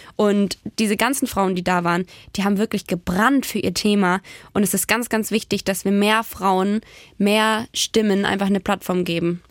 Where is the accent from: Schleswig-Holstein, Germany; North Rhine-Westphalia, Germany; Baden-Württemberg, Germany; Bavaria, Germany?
Baden-Württemberg, Germany; near Ravensburg; moved away as an adult; also born or lived in Stuttgart; now in Magdeburg, Germany; Ich komme aus Baden-Württemberg. Ich bin in der Nähe von Ravensburg, da wo die Spiele herkommen, mhm. groß geworden